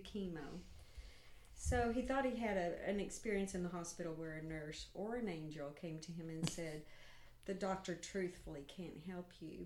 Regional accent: Stigler, Oklahoma, United States; I'm from Stigler, Oklahoma

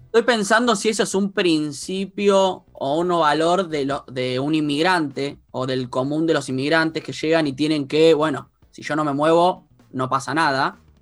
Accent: San Isidro, Buenos Aires Province, Argentina; yo vivía, yo viví siempre en San Isidro

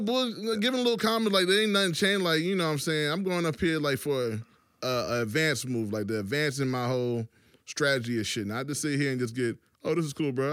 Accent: Virginia, United States; also born or lived in New York; I'm from Virginia

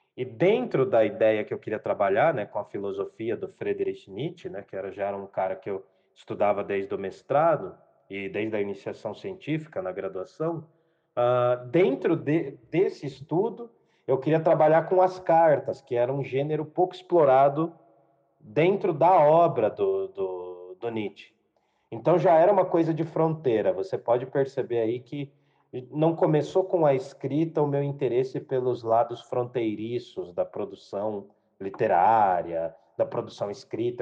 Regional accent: Jundiaí, São Paulo, Brazil; sou nascido e criado em Jundiaí, morei alguns anos fora da cidade

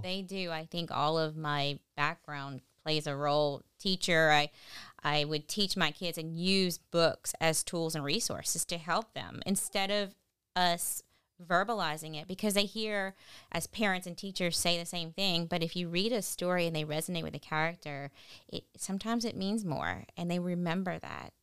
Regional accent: Lafayette, Louisiana, United States; I'm from here, born and raised in Lafayette

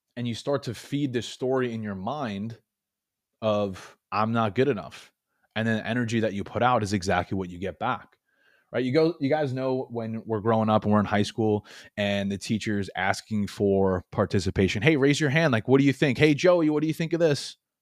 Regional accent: New York, United States; moved away as an adult; now in Florida, United States; I was born and raised in New York, and I moved from New York to Florida a couple years ago

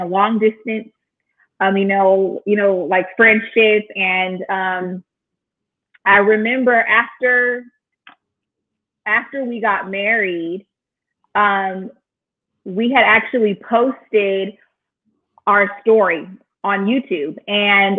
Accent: Inland Empire, California, United States; moved away as an adult; also born or lived in Oceanside, California; now in Chicago, United States; I was like born and raised in the beautiful state of California. So I'm a West Coast girl, born in Oceanside. And then I was raised like in the Inland Empire

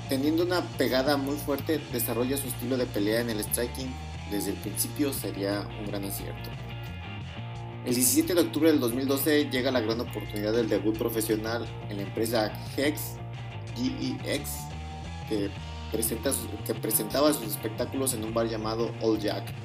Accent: Mexico; principalmente serán latinos, eh, sobre todo mexicanos, porque pues soy de México.

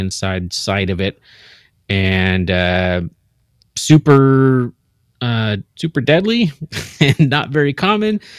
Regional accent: Seattle, Washington, United States; born, born and raised in the Seattle area

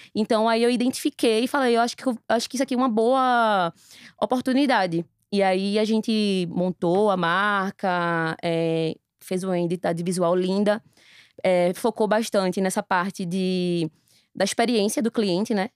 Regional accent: Recife, Pernambuco, Brazil; Eu tenho 32 anos, sou recifense.

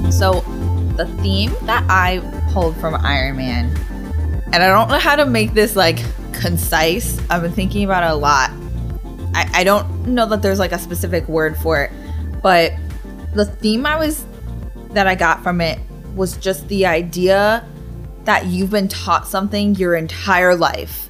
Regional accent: United States; I'm happy that I'm American

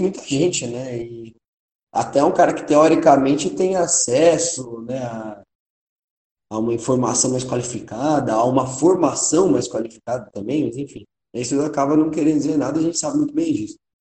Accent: São Paulo, Brazil; a gente é paulistano

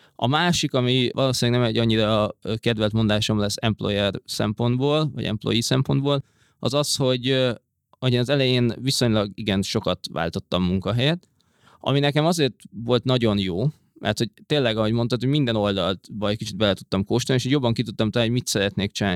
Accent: Hungary; moved away as an adult; also born or lived in London, United Kingdom; angliai bevándorlóként, magyarként

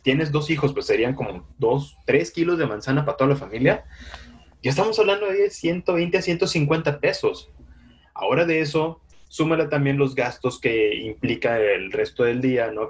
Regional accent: Yucatán, Mexico; moved away; en los municipios de Yucatán, de donde soy

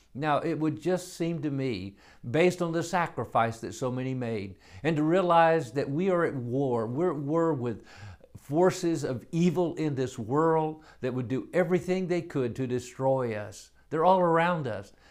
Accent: United States; I'm an American.

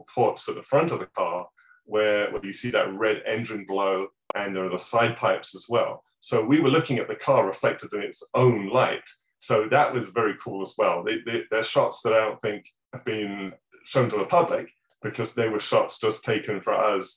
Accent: England, United Kingdom; moved away; my hometown, back in England

